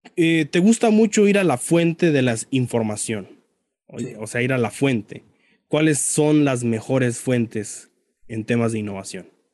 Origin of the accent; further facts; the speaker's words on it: Mexico; yo también soy mexicano